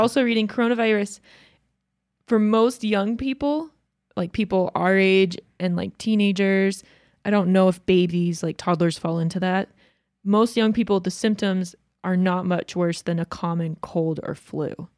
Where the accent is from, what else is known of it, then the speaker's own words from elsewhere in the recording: Georgia, United States; moved away; I grew up in Georgia where we had, like, ice storms all the time